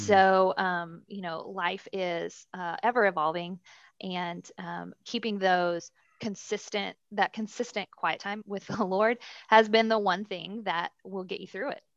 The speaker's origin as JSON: {"language": "English", "town": "Dallas", "region": "Texas", "country": "United States", "tie": "born or raised there", "said": "Born and raised in Dallas, uh, under great Christian parents."}